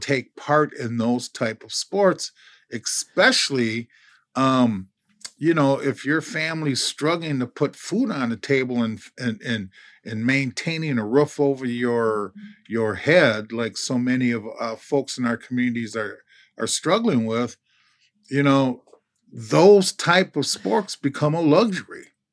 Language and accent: English; Minneapolis, Minnesota, United States; as a kid growing up in North Minneapolis